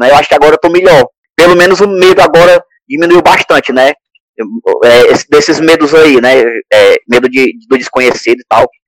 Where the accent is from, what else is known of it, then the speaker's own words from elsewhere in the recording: Northeast Region, Brazil; Vou falar como bom nordestino, o tempero é diferente.